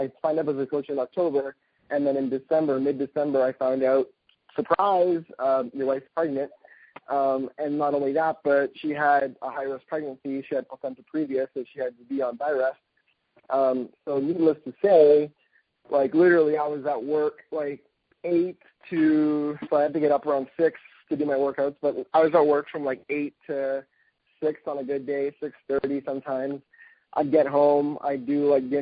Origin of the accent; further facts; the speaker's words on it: Canada; being Canadian myself